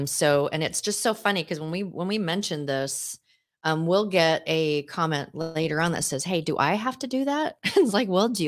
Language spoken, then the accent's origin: English; Seattle, Washington, United States; Danny and I grew up in Seattle, so it's like water doesn't melt to us.